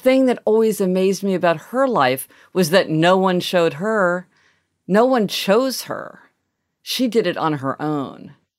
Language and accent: English; Soweto, Gauteng, South Africa; Growing up in Soweto, our dream was to put another room on our house.